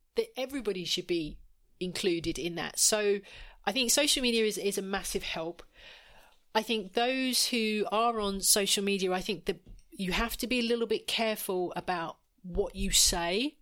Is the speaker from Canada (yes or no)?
no; Essex, East of England, United Kingdom; I'm from Essex